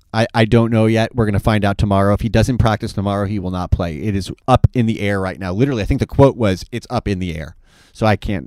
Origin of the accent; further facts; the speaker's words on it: New York, United States; moved away; I am from New York.